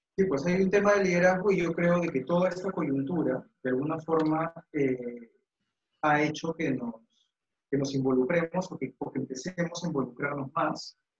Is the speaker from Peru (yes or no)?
yes; Peru; como, como peruanos